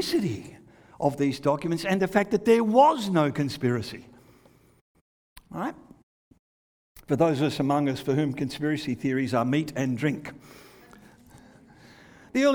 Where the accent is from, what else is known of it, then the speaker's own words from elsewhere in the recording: Australia; moved away; also born or lived in England; When I was growing up in Australia